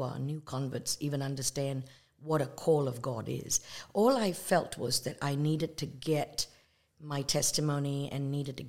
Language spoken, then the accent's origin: English; Malaysia; also born or lived in England; now in United States; I was born in Malaysia. I'm of Indian descent. That means my parents, grandparents are from India, but not me. I'm from Malaysia. And then we immigrated to the United States, and that's really it.